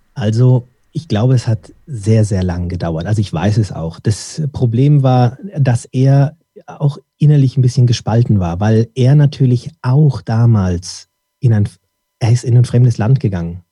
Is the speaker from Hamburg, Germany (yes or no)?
no; Dortmund, North Rhine-Westphalia, Germany; ich wurde dann in Dortmund geboren